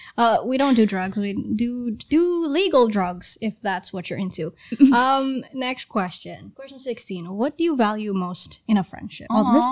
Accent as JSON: {"language": "English", "country": "Trinidad & Tobago", "tie": "born or raised there", "also_born_or_lived": "Brooklyn, New York", "moved": "yes", "said": "Well, I grew up in Trinidad, and then we moved to Brooklyn."}